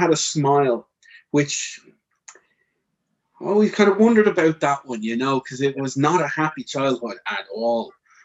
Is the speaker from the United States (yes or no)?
no; Dublin, Leinster, Ireland; I've born and raised in Ireland and in Dublin.